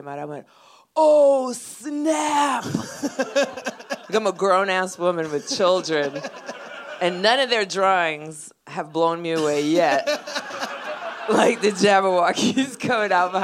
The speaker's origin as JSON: {"language": "English", "country": "Puerto Rico", "said": "I'm Puerto Rican"}